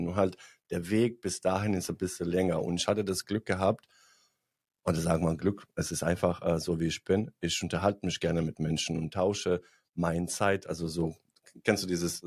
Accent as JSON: {"language": "German", "country": "Bosnia & Herzegovina", "moved": "yes", "lives_now": "Germany", "said": "ich komme aus Bosnien"}